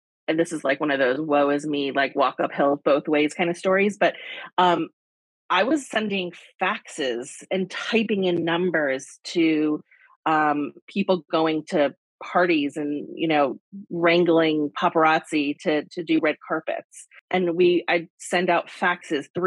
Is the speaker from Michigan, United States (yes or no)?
yes; Michigan, United States; moved away as an adult; also born or lived in New York; I grew up in Michigan, moved to New York right after college